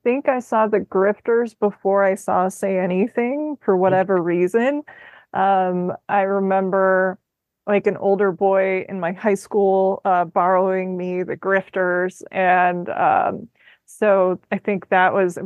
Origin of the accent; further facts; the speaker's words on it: Midwest, United States; I'm from the Midwest